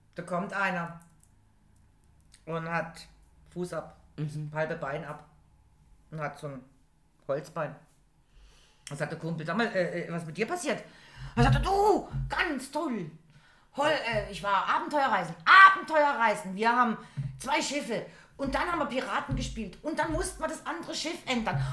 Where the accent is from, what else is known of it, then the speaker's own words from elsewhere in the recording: Germany; wir sind Deutsche